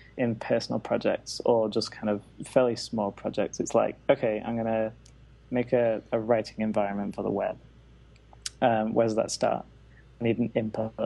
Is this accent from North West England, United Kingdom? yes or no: yes; Manchester, North West England, United Kingdom; moved away; I headed back to Manchester, my hometown, for this year out